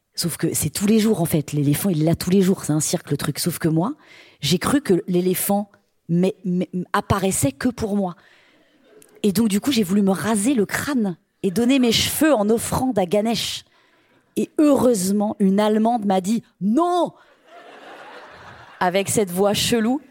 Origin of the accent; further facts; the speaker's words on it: Brittany, France; je suis bretonne.